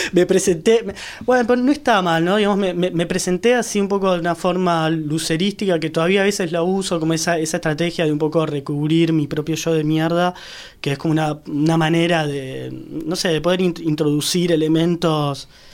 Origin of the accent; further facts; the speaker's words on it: San Isidro, Buenos Aires Province, Argentina; yo soy de San Isidro